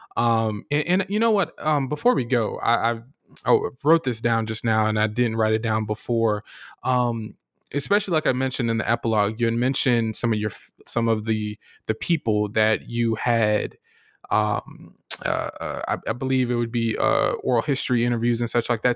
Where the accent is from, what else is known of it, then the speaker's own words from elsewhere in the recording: Florida, United States; I'm from Florida